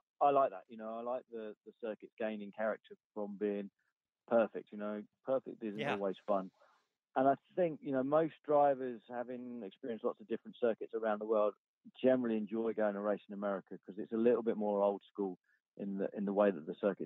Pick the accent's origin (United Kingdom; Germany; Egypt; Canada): United Kingdom; as a British driver